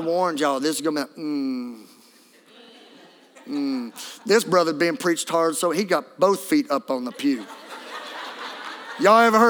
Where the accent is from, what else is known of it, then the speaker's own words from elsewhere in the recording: Louisiana, United States; I'm from Louisiana